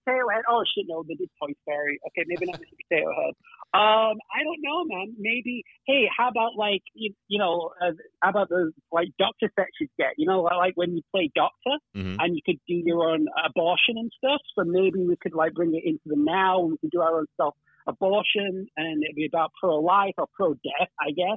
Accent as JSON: {"language": "English", "town": "Manchester", "region": "North West England", "country": "United Kingdom", "tie": "born or raised there", "said": "I'm from Manchester"}